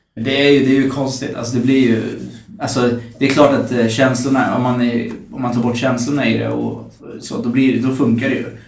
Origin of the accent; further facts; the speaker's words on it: Norrköping, Östergötland, Sweden; now in Stockholm, Sweden; jag kommer från Norrköping